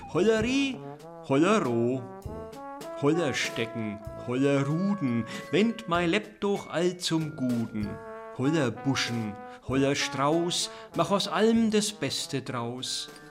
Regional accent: Dachsbach, Bavaria, Germany; Als ich geboren wurde im Jahr 1961 auf dem Bauernhof, der frisch gebaut war, also so ein Aussiedlerhof in Dachsbach im Eischgrund

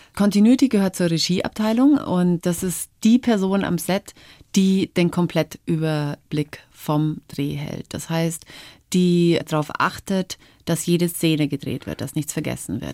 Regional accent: Upper Palatinate, Bavaria, Germany; also born or lived in Canada; Geprägt haben mich meine Kindheit auf dem Oberpfälzer Dorf

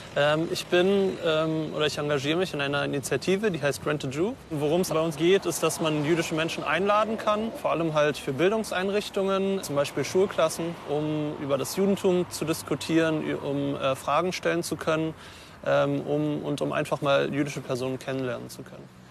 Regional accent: Germany; ich bin äh, hier geboren, ähm, ich bin Deutscher

